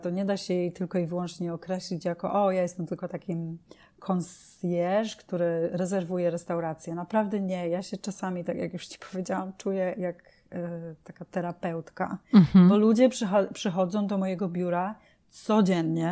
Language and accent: Polish; Poland; also born or lived in United Kingdom; now in New York, United States; urodziłam się w Polsce